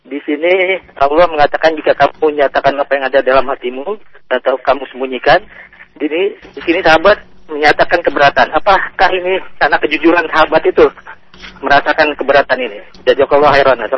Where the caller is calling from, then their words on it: Sukabumi, West Java, Indonesia; Saya dari Sukabumi, Pak Jailani.